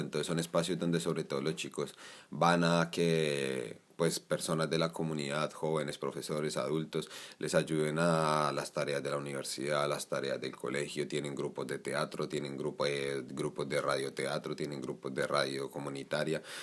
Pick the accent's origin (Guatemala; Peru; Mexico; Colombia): Colombia; now in Spain; cansarnos como sociedad colombiana